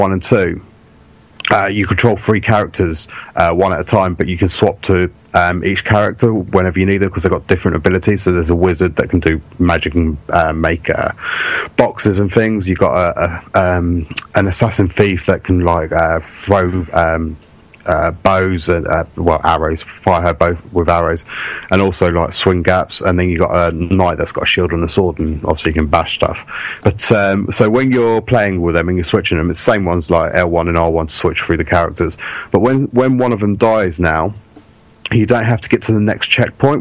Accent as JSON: {"language": "English", "region": "England", "country": "United Kingdom", "said": "we're from England"}